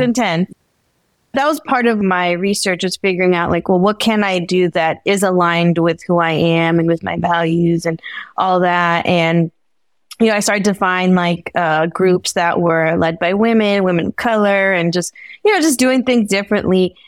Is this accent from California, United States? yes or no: yes; Bay Area, California, United States; my family's from El Salvador, so I was born here in the Bay Area